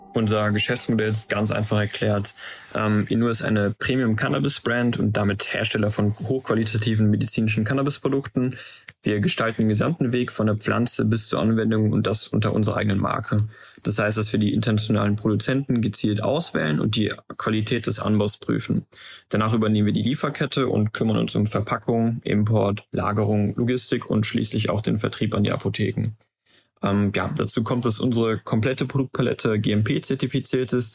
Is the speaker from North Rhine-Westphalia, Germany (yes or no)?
yes; Aachen, North Rhine-Westphalia, Germany; also born or lived in Maastricht; von unserer Heimatstadt Aachen zur Uni in Maastricht